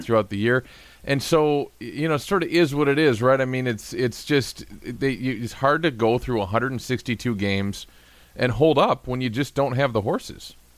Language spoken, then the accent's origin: English; Western Wisconsin, United States; I grew up on in Western Wisconsin